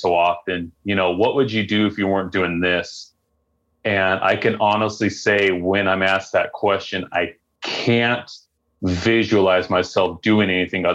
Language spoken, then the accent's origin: English; Mapleton, Utah, United States; I grew up in Utah most of my life